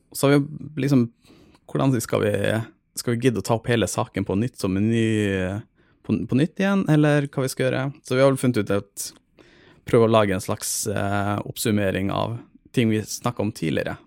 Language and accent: Norwegian; Troms og Finnmark, Norway; moved away; jeg er fra Finnmark